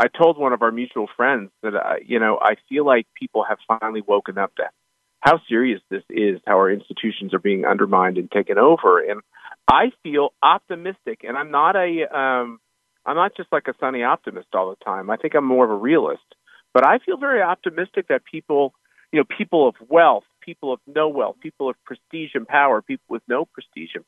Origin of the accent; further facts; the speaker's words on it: Wichita, Kansas, United States; moved away; out in Wichita, my hometown